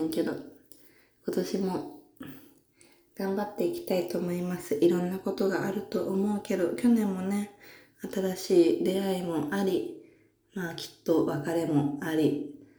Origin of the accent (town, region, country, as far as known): Saitama, Japan; born or raised there; now in Tokyo, Japan